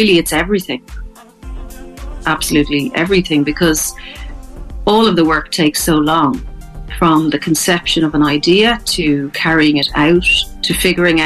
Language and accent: English; Dublin, Leinster, Ireland; moved away as an adult; also born or lived in Connemara / Kilkenny; now in Thomastown, Ireland; I'm originally from Dublin, but I moved to Connemara in 2003